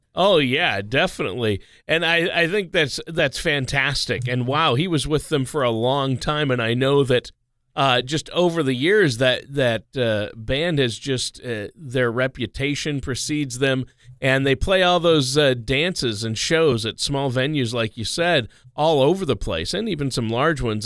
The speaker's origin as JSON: {"language": "English", "region": "Minnesota", "country": "United States", "tie": "born or raised there", "moved": "yes", "lives_now": "Omaha, United States", "said": "I grew up in Minnesota"}